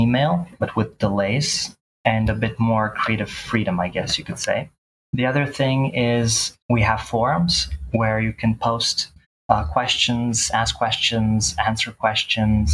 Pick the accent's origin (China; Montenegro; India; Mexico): Montenegro; Bar; now in Belgrade, Serbia; I'm from Belgrade, Serbia. That's where I live currently, but I'm originally from Bar, Montenegro.